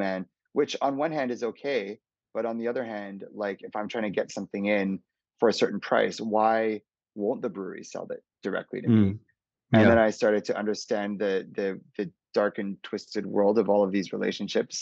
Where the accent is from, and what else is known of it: Calgary, Alberta, Canada; moved away as an adult; also born or lived in Hong Kong